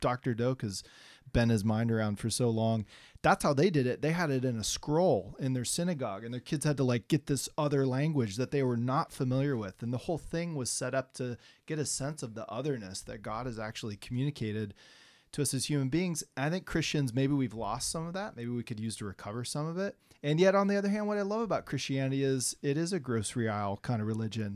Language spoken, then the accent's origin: English; Oregon, United States; I grew up in Oregon, so I'm kinda back home.